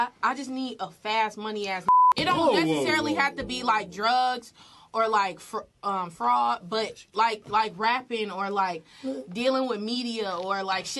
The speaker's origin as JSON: {"language": "English", "town": "Chicago", "region": "Illinois", "country": "United States", "said": "I don't know if this because I'm from Chicago"}